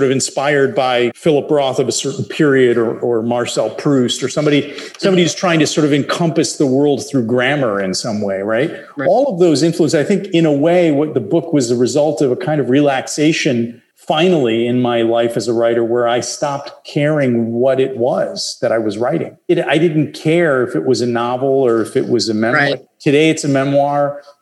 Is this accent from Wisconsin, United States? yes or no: yes; Milwaukee, Wisconsin, United States